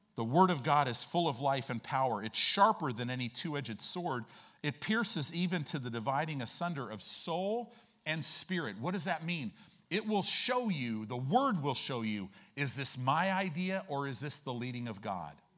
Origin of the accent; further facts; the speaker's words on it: Chicago, Illinois, United States; moved away; I grew up in Chicago